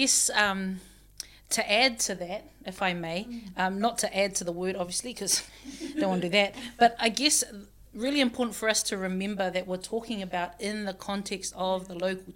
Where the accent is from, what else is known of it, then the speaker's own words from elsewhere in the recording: Auckland, New Zealand; also born or lived in Samoa / Otago; I grew up Presbyterian, out in a church out in West Auckland